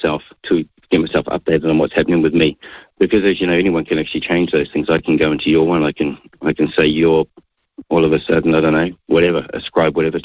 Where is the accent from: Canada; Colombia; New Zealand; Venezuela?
New Zealand; Auckland; Born, bred, and raised in South Auckland, in Mangere.